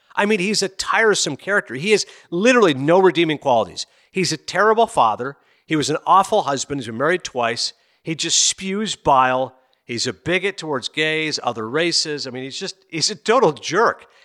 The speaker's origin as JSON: {"language": "English", "town": "Kingston", "region": "Ontario", "country": "Canada", "tie": "born or raised there", "said": "I grew up in Kingston, Ontario."}